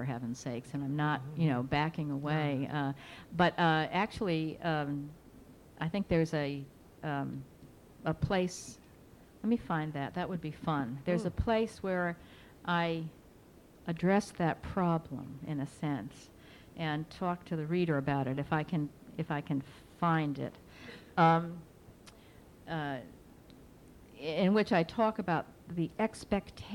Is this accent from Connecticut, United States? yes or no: yes; Bridgeport, Connecticut, United States; my hometown of Bridgeport, Connecticut